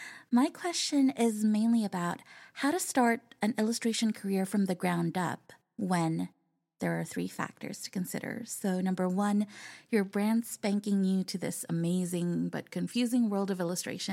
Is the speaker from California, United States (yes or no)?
yes; California, United States; I am an illustrator from California.